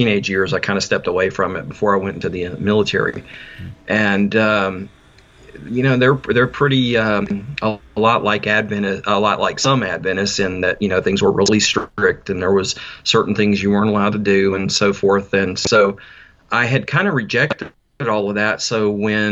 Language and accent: English; North Carolina, United States; I was born in South Carolina. I grew up in North Carolina